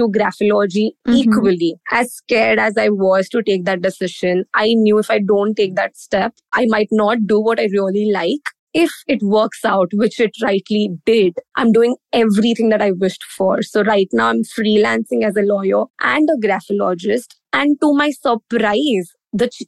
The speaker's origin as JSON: {"language": "English", "town": "Mumbai", "region": "Maharashtra", "country": "India", "tie": "born or raised there", "said": "I'm from India, born and brought up in Mumbai."}